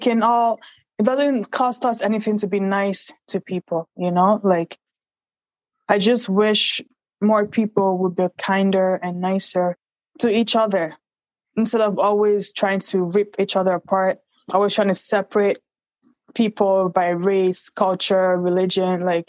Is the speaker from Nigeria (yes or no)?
yes; Nigeria; But where I came from, because I was born in Nigeria, like children are more mature than the children here